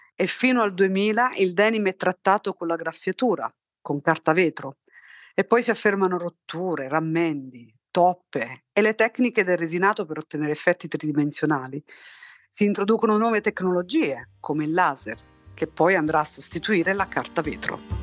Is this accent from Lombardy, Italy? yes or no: no; Torre Annunziata, Campania, Italy; moved away as an adult; also born or lived in Naples / London; io sono nata a Torre Annunziata nel 1977